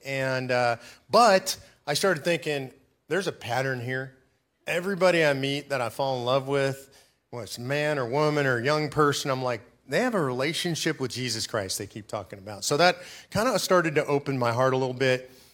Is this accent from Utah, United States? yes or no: no; Los Angeles, California, United States; I was raised in Los Angeles, California